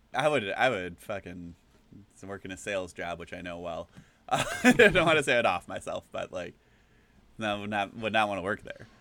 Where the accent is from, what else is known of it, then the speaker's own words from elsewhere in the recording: Green Bay, Wisconsin, United States; growing up in the Green Bay Area